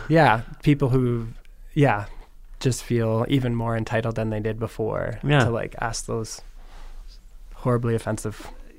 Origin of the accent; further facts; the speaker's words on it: Tara, Ontario, Canada; also born or lived in Guelph; I'm from Bruce County. Bruce County. From Tara.